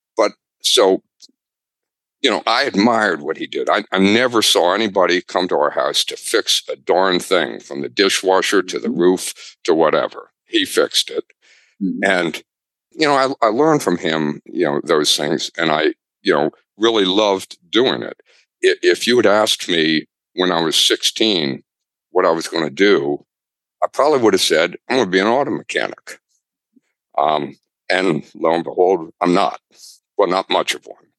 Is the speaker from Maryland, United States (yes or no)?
yes; near the University of Maryland, United States; I grew up near the University of Maryland